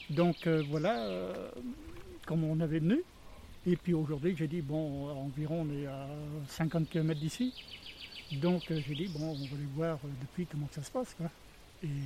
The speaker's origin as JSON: {"language": "French", "region": "Nouvelle-Aquitaine", "country": "France", "said": "j'aime bien visiter ce qu'il y a dans la Vienne, puisqu'on est de la Vienne, voir ce qu'il y a quand même près de chez nous."}